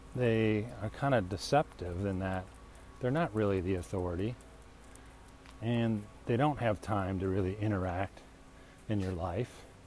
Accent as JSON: {"language": "English", "region": "Illinois", "country": "United States", "also_born_or_lived": "Minnesota", "moved": "yes", "lives_now": "Arizona, United States", "said": "I'm an Illinois Yankee"}